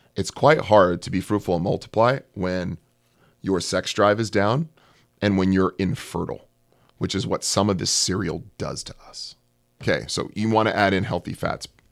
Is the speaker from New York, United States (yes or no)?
no; California, United States; I'm from California